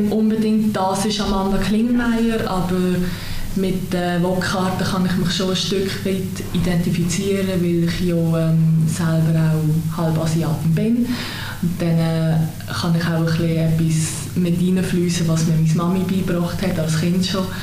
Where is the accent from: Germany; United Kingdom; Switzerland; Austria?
Switzerland; Möhlin, Aargau; Möli ist halt auch dort, wo ich aufgewachsen bin